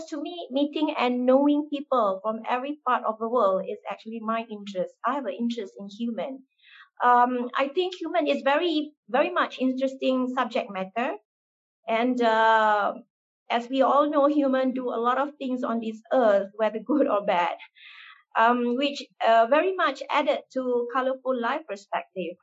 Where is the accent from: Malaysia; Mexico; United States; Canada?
Malaysia; I was born and raised in Malaysia